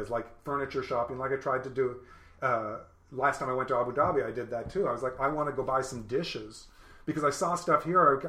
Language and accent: English; California, United States; I'm a native Californian